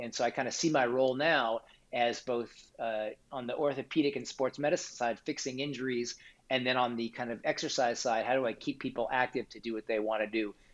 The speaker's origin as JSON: {"language": "English", "town": "Kansas City", "region": "Missouri", "country": "United States", "tie": "born or raised there", "said": "I grew up in Kansas City, Missouri"}